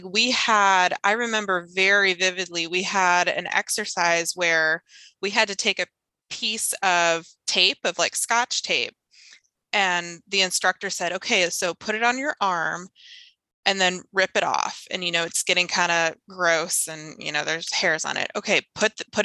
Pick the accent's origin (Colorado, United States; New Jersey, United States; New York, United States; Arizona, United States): Arizona, United States; Phoenix; I went to public school in Arizona. I grew up in Phoenix